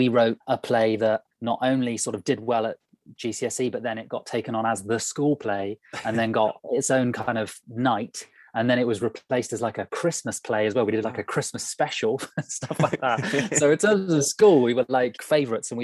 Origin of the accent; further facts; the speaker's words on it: Burnham-on-Sea, South West England, United Kingdom; also born or lived in London; I grew up in Somerset, so on the coast, small town called Burnham-on-Sea